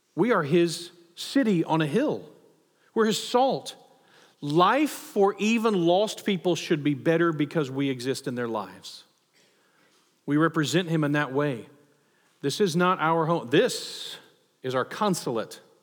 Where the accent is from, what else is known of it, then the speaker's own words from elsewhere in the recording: United States; as a patriot, as an American